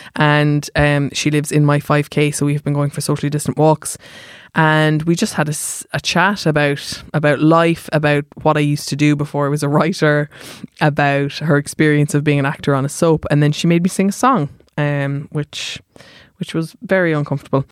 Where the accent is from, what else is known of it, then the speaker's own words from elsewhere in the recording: Germany; now in Ireland; I am from Germany